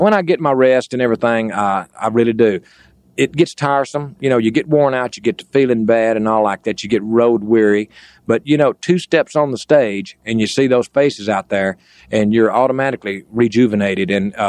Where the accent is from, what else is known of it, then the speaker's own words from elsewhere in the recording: Texas, United States; Me being a Texan